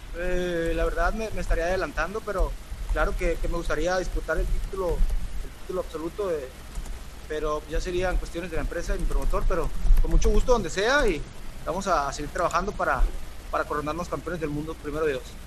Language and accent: Spanish; Mexico; como todo mexicano